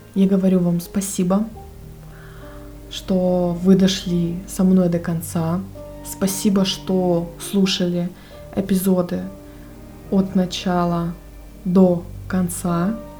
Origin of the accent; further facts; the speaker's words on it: Russian Far East, Russia; я с Дальнего Востока